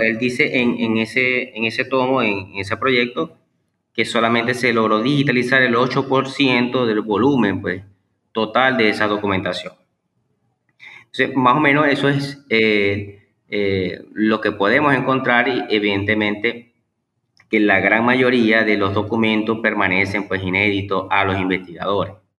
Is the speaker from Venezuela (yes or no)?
yes; Maracaibo, Zulia, Venezuela; nacó pues aquí en Maracaibo, Estado Zulia, Venezuela.